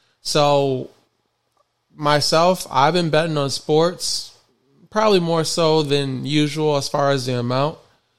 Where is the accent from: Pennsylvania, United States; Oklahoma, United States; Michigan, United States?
Michigan, United States; I'm born and raised in Michigan.